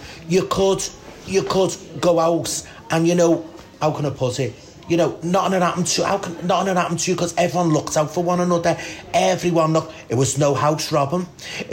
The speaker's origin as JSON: {"language": "English", "town": "Liverpool", "region": "North West England", "country": "United Kingdom", "tie": "born or raised there", "said": "I am born and bred from Scotland Road"}